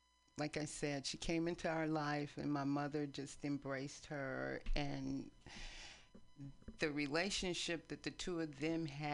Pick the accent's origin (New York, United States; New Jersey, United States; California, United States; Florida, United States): California, United States; East Palo Alto; moved away as an adult; also born or lived in San Francisco, United States; now in Oakland, United States; We grew up in East Palo Alto.